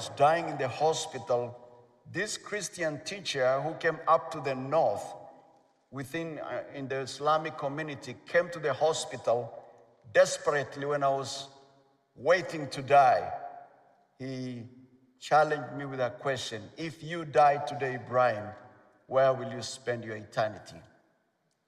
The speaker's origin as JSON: {"language": "English", "region": "Nairobi", "country": "Kenya", "said": "I'm from Nairobi, Kenya."}